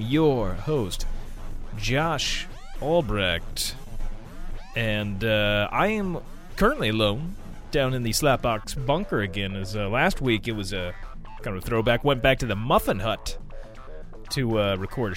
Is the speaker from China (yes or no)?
no; United States; I am an American. And, I've lived my whole life here